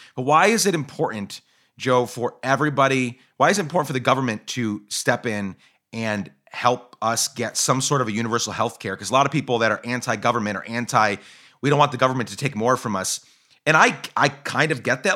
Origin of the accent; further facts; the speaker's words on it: Guatemala; moved away; also born or lived in Seattle area, Washington, United States; I grew up in Guatemala